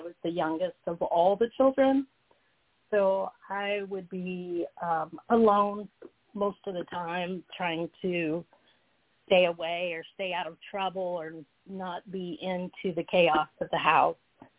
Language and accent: English; Texas, United States; also born or lived in Georgia; So I was born in Georgia, and I lived there for just a few short months because my father was in the military, so we moved to Texas.